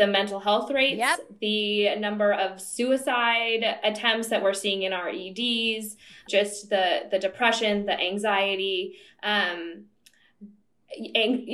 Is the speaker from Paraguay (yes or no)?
no; San Diego, California, United States; I grew up in San Diego